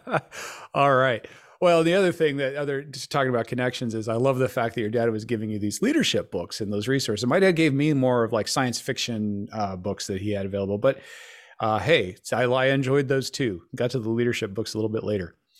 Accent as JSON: {"language": "English", "town": "Denver", "region": "Colorado", "country": "United States", "tie": "born or raised there", "said": "I also am from Denver, Colorado, grew up there."}